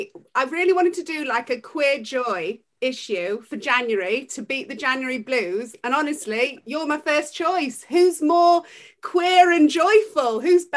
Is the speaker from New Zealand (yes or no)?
no; Leeds, Yorkshire and the Humber, United Kingdom; I'm from Leeds.